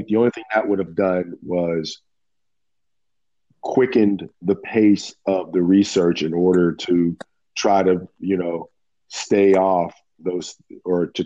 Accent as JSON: {"language": "English", "town": "Pittsburgh", "region": "Pennsylvania", "country": "United States", "tie": "born or raised there", "moved": "as an adult", "lives_now": "Maryland, United States", "said": "I'm from Pittsburgh, PA. I moved down here to Maryland in 95."}